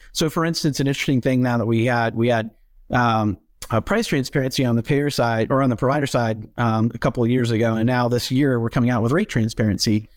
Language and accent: English; Atlanta, Georgia, United States; moved away as an adult; also born or lived in Tennessee; I grew up in the Atlanta area and suburbs of, of Atlanta, Georgia